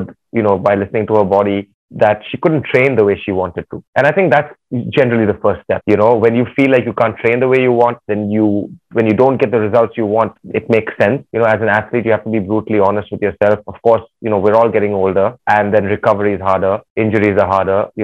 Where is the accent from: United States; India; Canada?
India; Chennai, Tamil Nadu; I was from Chennai